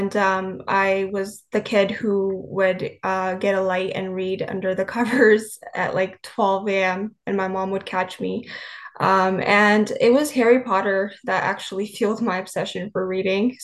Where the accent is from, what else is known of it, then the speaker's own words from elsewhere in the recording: British Columbia, Canada; moved away as an adult; now in Bay Area, United States; I was born and raised in British Columbia, Canada.